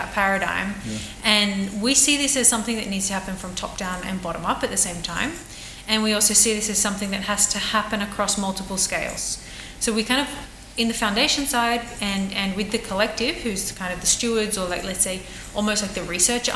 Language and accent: English; Australia; now in Barcelona, Spain; I'm Australian